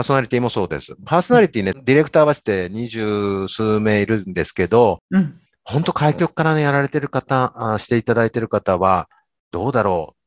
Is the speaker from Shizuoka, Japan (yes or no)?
yes; Shimada, Shizuoka, Japan; 自分は島田市に生まれて育ってる